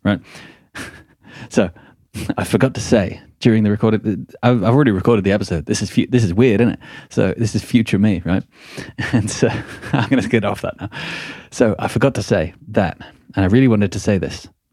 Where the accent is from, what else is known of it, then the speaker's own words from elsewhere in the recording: Midlands, United Kingdom; moved away; I'm from the Midlands.